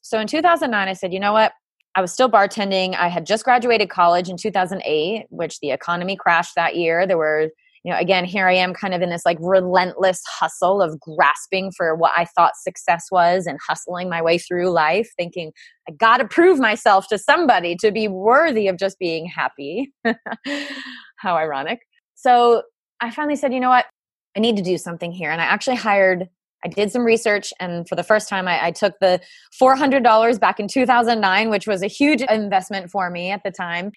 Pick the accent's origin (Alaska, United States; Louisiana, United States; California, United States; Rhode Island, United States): Rhode Island, United States; I grew up in New England in Rhode Island in the cold, damp, wet winters